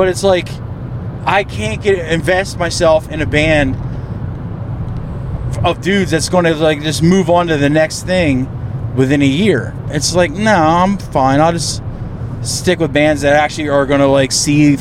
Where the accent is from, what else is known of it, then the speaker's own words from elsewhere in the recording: East Coast, United States; moved away; I come from the East Coast.